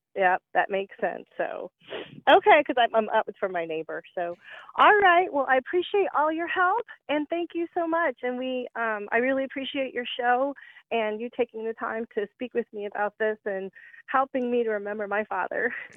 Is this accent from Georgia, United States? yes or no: yes; Warner Robins, Georgia, United States; now in Indiana, United States; I'm originally from Georgia. I was born in Warner Robins